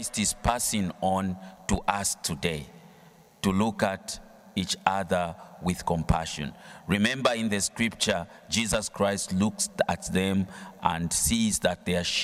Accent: Zambia; I come from Zambia

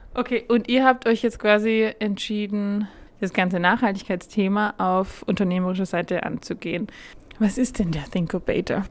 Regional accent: Germany; now in Austria; Ich komme aus Deutschland

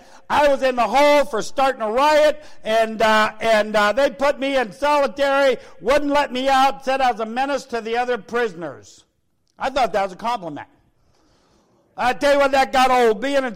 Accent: United States; I'm American.

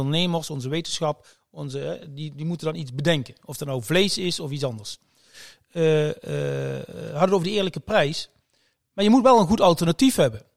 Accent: Limburg, Netherlands; ik kom uit Limburg, uit de, uit de regio

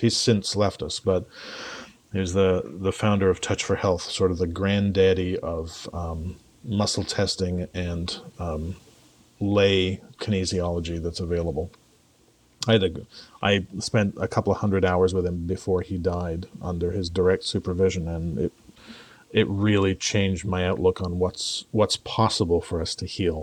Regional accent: England, United Kingdom; culturally, I'm English

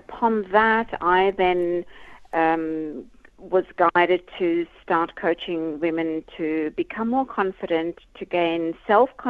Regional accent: South Africa; growing up in South Africa

